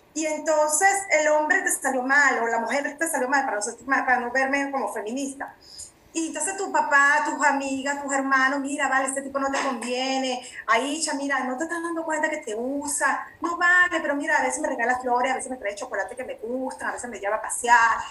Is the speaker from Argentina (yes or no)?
no; Venezuela; moved away as an adult; now in Mexico; mi país de origen Venezuela